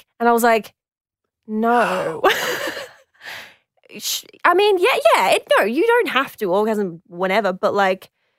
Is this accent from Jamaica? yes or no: no; Queensland, Australia; I'm from Queensland